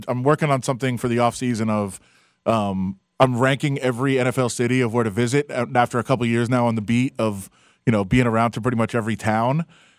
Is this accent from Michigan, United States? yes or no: yes; Detroit, Michigan, United States; now in Las Vegas, United States; I'm from Detroit, now live in Vegas